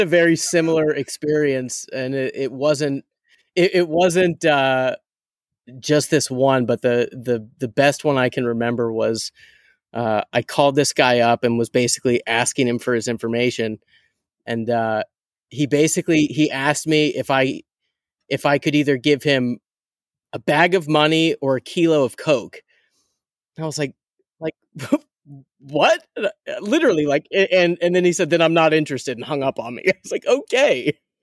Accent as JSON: {"language": "English", "town": "Pittsburgh", "region": "Pennsylvania", "country": "United States", "said": "I'm a from Pittsburgh diehard Steelers fan"}